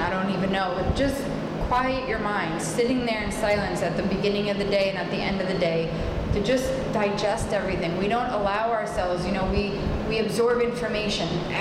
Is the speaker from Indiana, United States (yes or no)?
no; New York, United States; I'm from New York, we have a couple of terms we tend to use